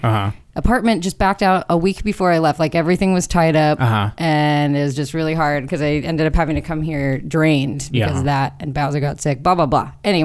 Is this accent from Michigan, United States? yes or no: no; California, United States; also born or lived in Santa Cruz; now in Los Angeles, United States; I'm at least from California